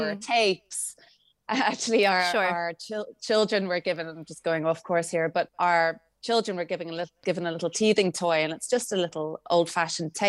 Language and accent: English; Dalkey, Leinster, Ireland; I grew up in Dalkey in County Dublin.